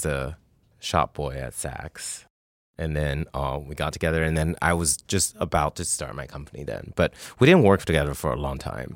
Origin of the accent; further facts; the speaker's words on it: Taiwan; moved away; also born or lived in Canada; I grew up in Taiwan